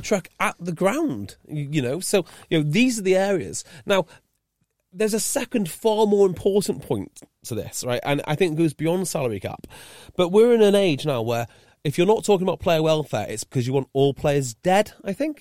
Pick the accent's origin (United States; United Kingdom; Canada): United Kingdom; North Wales; moved away as an adult; also born or lived in Bristol; I'm from North Wales and we had no rugby